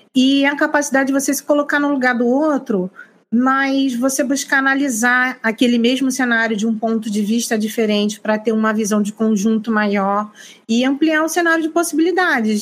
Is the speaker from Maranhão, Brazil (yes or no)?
no; Rio de Janeiro, Brazil; also born or lived in Northeast Brazil; now in Northeast, Brazil; Eu sou carioca, moro no Nordeste